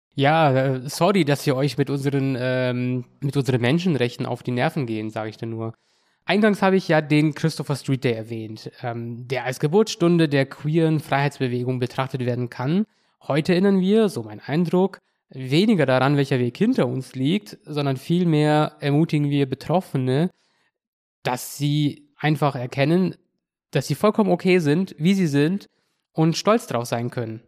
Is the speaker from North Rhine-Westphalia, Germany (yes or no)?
no; Kaufbeuren, Bavaria, Germany; Kaufbeuren ist mein, mein Heimatort.